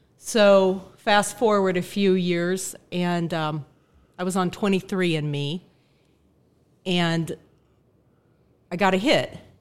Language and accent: English; Phoenix, Arizona, United States; I was born in Phoenix, Arizona, nineteen sixty-seven